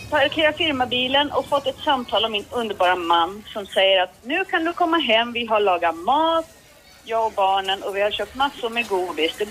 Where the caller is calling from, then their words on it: Norrtälje, Stockholm County, Sweden; bor i Norrtälje.